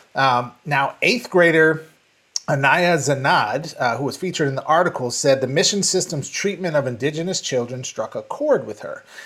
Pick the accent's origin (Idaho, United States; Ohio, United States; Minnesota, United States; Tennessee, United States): Minnesota, United States; Minneapolis; moved away; my hometown, um, Uh, in Minneapolis